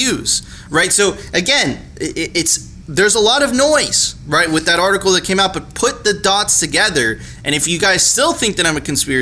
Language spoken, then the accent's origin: English; Venezuela; I'm from Venezuela